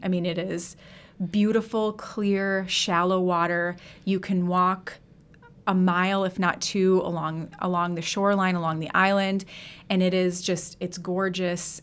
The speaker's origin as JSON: {"language": "English", "town": "River Falls", "region": "Wisconsin", "country": "United States", "tie": "born or raised there", "said": "I grew up in River Falls"}